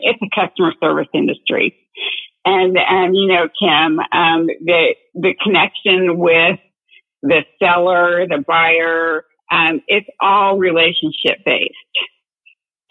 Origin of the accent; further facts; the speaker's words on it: Dayton, Ohio, United States; now in San Diego County, United States; I'm from Dayton, Ohio, between Dayton and Cincinnati area in the Midwest